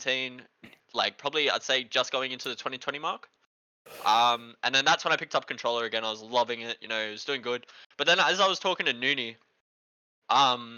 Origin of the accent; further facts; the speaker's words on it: New South Wales, Australia; now in Melbourne, Australia; I'm from Melbourne. Originally from New South Wales